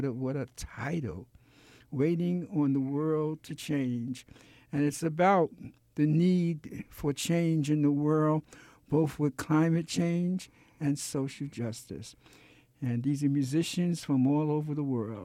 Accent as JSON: {"language": "English", "town": "New York City", "region": "New York", "country": "United States", "tie": "born or raised there", "said": "growing up in Brooklyn in the Marcy Projects"}